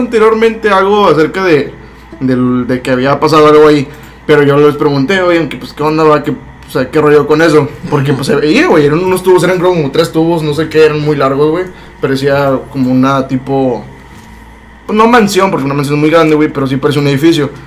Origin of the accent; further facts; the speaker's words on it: Matamoros, Tamaulipas, Mexico; also born or lived in Monterrey; yo soy de aquí de Matamoros, pero yo estaba como foráneo en Monterrey